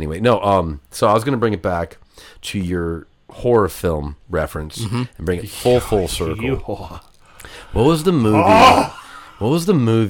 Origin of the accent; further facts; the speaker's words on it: Rockford, Illinois, United States; also born or lived in Nebraska; the Rockford Peaches, my hometown.